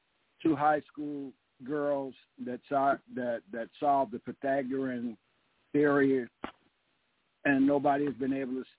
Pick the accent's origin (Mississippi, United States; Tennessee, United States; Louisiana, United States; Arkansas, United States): Mississippi, United States; now in Eatonton, Georgia, United States; Mississippi, correct? My hometown where I was born, and then my father's hometown, which is Amory